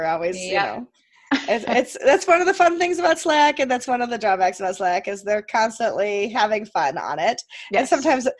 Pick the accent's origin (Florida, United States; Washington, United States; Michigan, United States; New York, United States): New York, United States; Rochester; I'm from Rochester, New York.